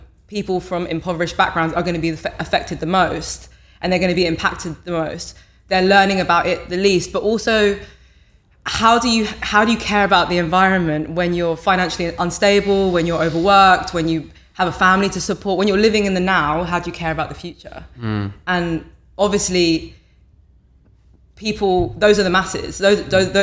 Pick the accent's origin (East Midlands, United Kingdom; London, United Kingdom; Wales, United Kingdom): London, United Kingdom; I'm from New Cross Gate, Lewisham Borough, went to primary school, secondary school, college there.